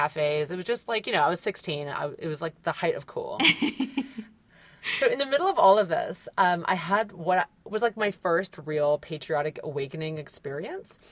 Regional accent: Virginia, United States; I'm from Virginia

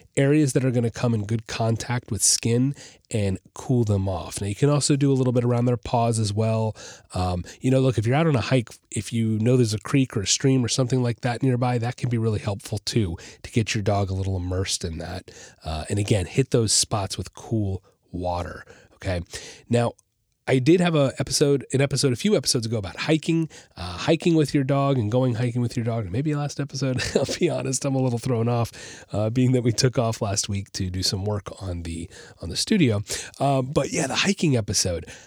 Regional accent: Orlando, Florida, United States; I grew up in the Orlando area, and I spent a lot of time on the Saint John's River

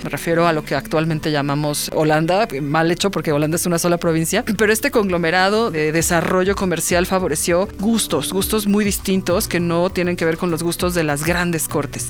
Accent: Mexico

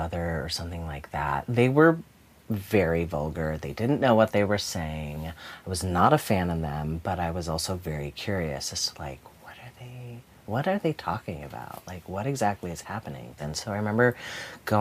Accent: Tucson, Arizona, United States; born or raised there; also born or lived in Milwaukee, Wisconsin

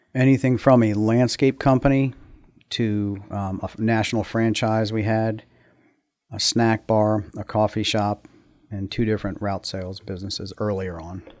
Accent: United States; moved away as an adult; now in Middletown; Grew up in Montgomery County

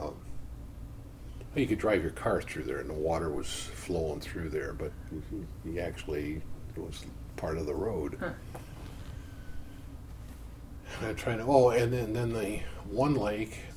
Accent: Berea, Ohio, United States; now in Kingston, Illinois, United States; southwest of Cleveland, my hometown was a little town called Berea

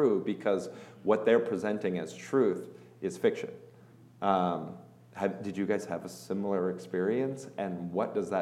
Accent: United States; I grew up in the United States

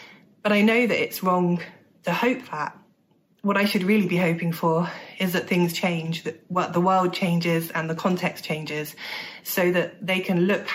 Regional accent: Bournemouth, South West England, United Kingdom; England. They'll say, no, no, no, originally, where are you from? And I'll say Bournemouth, England.

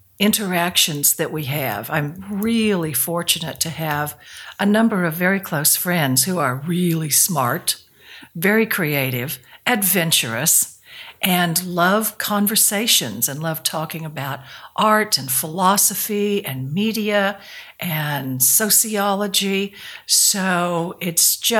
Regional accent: Dalhart, Texas, United States; I grew up in Dalhart, Texas, which is out in the West Texas Northwest Plains

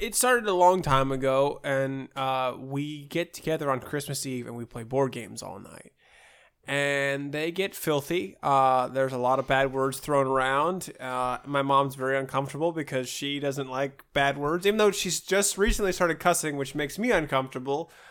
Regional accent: Ohio, United States; moved away; growing up in Ohio, uh, and actually when we moved away from Ohio, we'd come down for the summers

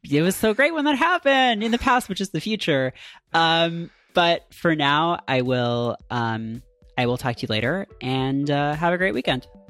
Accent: near Toronto, Ontario, Canada; the highway to Toronto from my hometown

